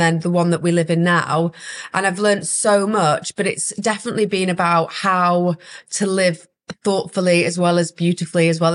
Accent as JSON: {"language": "English", "town": "Huddersfield", "region": "Yorkshire and the Humber", "country": "United Kingdom", "also_born_or_lived": "Leeds", "moved": "as an adult", "lives_now": "London, United Kingdom", "said": "I'm from Huddersfield"}